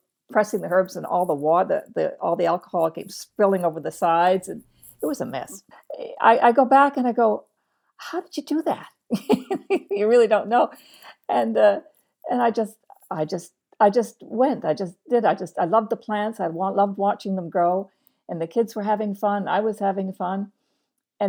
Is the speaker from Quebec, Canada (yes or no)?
no; Eastern Shore, Nova Scotia, Canada; I was brought up on the Eastern Shore